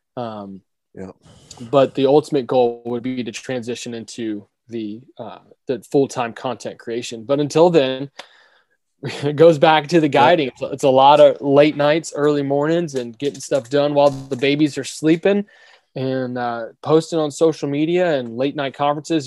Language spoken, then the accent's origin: English; Orlando, Florida, United States; I grew up here in Orlando